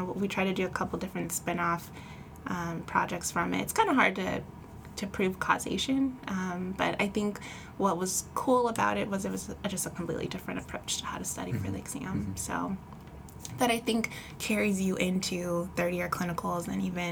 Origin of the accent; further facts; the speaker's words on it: Elk Grove, California, United States; also born or lived in Pasadena, California; I'm actually originally from Pasadena, California, but I've been living in Northern California, Elk Grove, Sacramento area since about fifth grade, so consider myself a NorCal gal